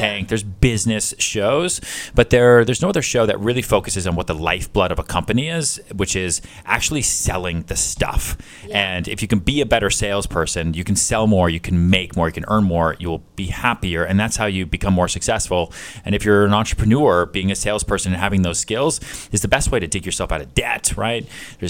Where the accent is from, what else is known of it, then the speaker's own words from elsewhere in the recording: Houston, Texas, United States; born there; also born or lived in Long Island, United States / Boston, United States; I was born in Texas, born in Houston, okay. I bounced around a lot, moved around Long Island, moved around Boston, went to college in upstate New York